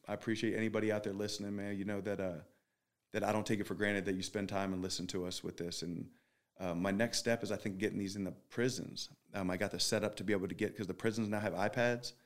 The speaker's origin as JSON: {"language": "English", "town": "Philadelphia", "region": "Pennsylvania", "country": "United States", "said": "I'm from Philly"}